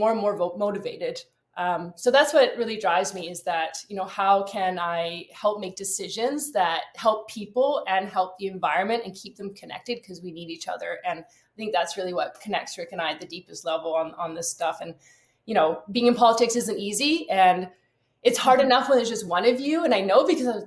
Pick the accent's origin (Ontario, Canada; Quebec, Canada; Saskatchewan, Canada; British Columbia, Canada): British Columbia, Canada; Vancouver Island; now in Port Moody, Canada; And I grew up also in Vancouver Island. So another thing we have in common, we're both from Vancouver Island.